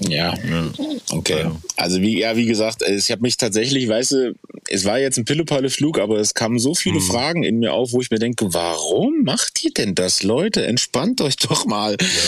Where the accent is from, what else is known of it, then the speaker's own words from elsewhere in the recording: Germany; als Deutsche sind wir ja